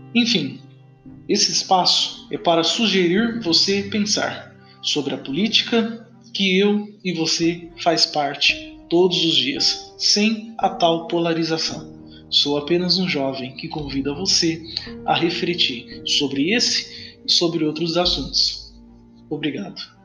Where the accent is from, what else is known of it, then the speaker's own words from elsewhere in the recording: Brazil; nós, brasileiro